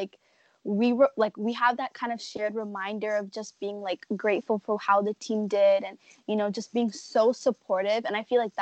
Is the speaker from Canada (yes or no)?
yes; Toronto, Ontario, Canada; growing up here my whole life